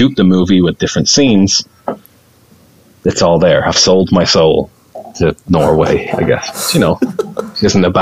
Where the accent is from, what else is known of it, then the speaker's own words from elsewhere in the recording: Ireland; accent: Irish; my accent, my Irish accent